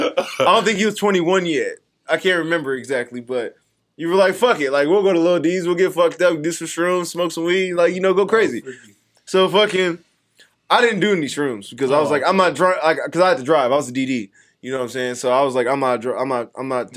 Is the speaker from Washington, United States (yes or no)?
no; Las Vegas, Nevada, United States; I went to Cimarron. Yeah, I'm from Cimahood